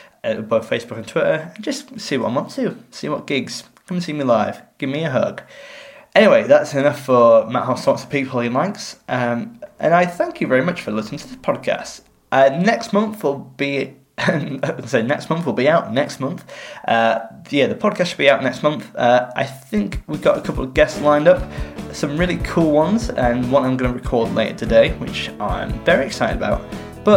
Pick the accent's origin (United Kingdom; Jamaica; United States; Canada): United Kingdom; England; as an English person